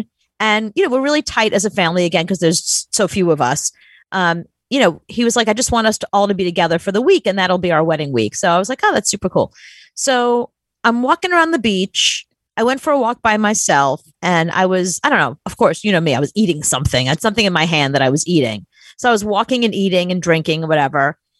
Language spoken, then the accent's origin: English; New York, United States; I'm from New York.